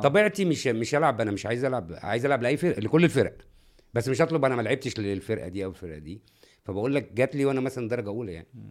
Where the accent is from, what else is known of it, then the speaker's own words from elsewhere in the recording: Cairo, Cairo Governorate, Egypt; انا من القاهره